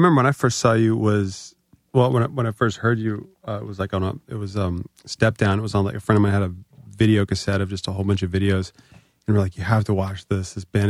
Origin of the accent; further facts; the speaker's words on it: Virginia, United States; because I'm from Northern Virginia.